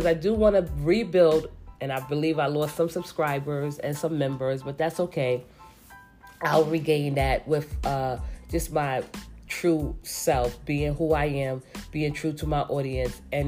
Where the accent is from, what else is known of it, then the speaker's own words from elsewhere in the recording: New York City, New York, United States; I am from New York City, but I am from the Bronx.